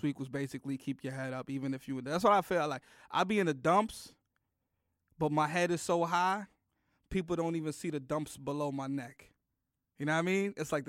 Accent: Bronx, New York, United States; This is where I'm from the Bronx.

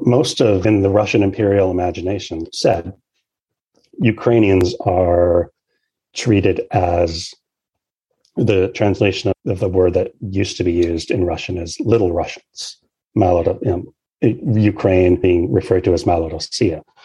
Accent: Canada; Canada, my home country

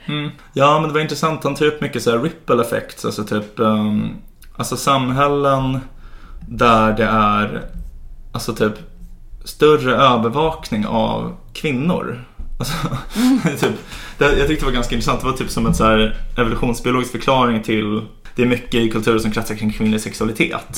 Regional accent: Sweden; Vi är så himla sekulära och liberala här

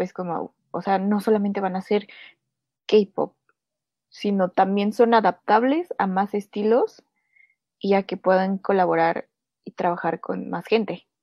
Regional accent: Mexico City, Mexico; la Ciudad de México, mi ciudad natal

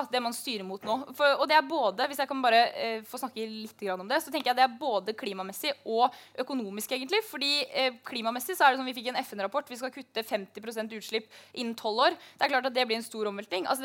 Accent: Møre og Romsdal, Norway; Jeg er oppvokst i Møre, Møre og Romsdal. Det høres bare ikke sånn ut. Jeg pleide å ta hurtigbåten til Trondheim når vi skulle på storbyferie. Og, og, der vokste jeg opp

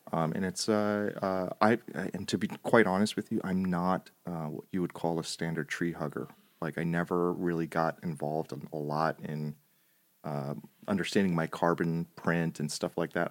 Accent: New Jersey, United States; accent: Italian American; moved away; I'm, uh, kind of a Jersey boy, I guess. I grew up in Jersey

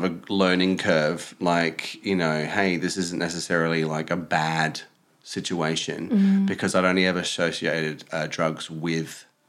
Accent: Adelaide, South Australia, Australia; moved away as an adult; also born or lived in Watford; now in London, United Kingdom; I'm from Adelaide, which Adelaide, it's a capital city of South Australia, but it's also the smallest city.

